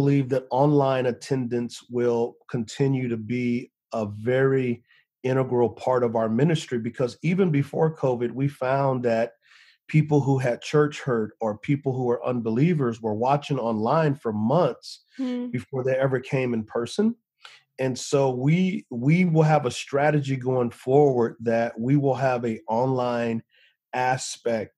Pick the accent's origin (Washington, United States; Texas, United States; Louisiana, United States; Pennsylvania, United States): Texas, United States; San Antonio; moved away; I grew up in San Antonio, Texas on the west side.